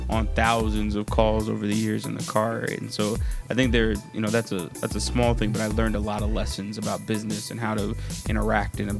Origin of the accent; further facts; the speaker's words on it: Atlanta, Georgia, United States; also born or lived in Los Angeles; I am from Atlanta, and that's where I spent my formative years. But I was born in Los Angeles